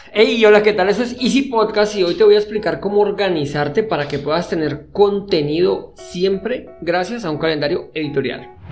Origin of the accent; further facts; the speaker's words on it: Colombia; soy colombiano